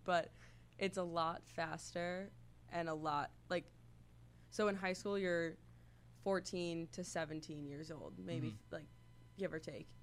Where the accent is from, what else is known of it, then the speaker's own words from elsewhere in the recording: Pawling, New York, United States; I'm from Pauling, New York